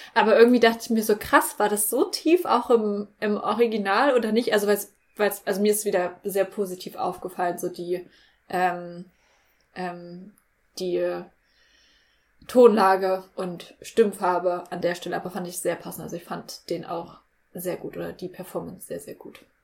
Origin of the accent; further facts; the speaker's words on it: Germany; für uns als Deutsche